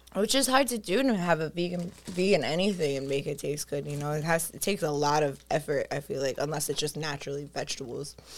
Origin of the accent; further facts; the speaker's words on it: New York City, New York, United States; I'm from Staten Island